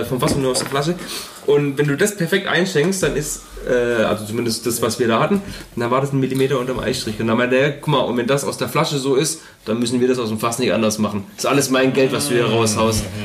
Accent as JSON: {"language": "German", "town": "Horb am Neckar", "region": "Baden-Württemberg", "country": "Germany", "said": "bei uns zu Hause in Horb"}